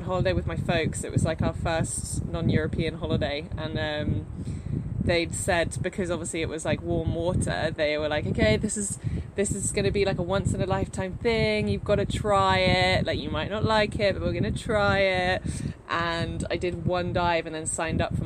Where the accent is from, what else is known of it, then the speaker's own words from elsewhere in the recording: United Kingdom; I'm British